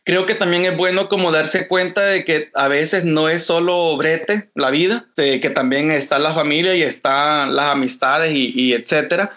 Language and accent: Spanish; El Salvador; moved away as an adult; also born or lived in Costa Rica; now in Los Angeles, United States; yo soy salvadoreño